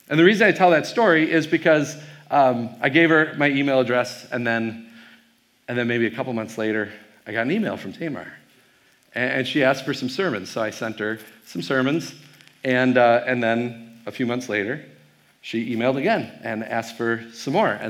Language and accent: English; Wisconsin, United States; I am from Wisconsin. I have no problem staying in front of a group of probable Vikings fans.